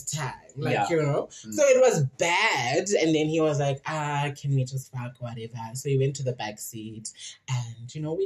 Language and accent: English; Queenstown, Eastern Cape, South Africa; in Queenstown, my hometown.